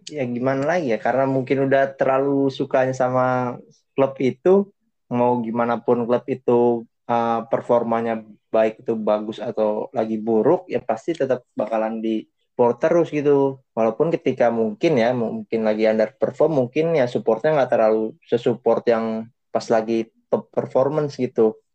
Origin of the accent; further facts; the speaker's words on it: Jakarta, Indonesia; klub-klub Indonesia itu gue sukanya Persija karena ya gue dari Jakarta ya otomatis Persija